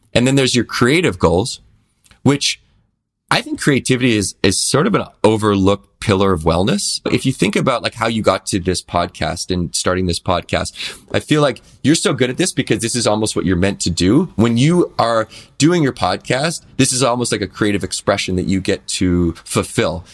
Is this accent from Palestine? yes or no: no; Victoria, British Columbia, Canada; growing up in Victoria, B C, which is an island in, in Canada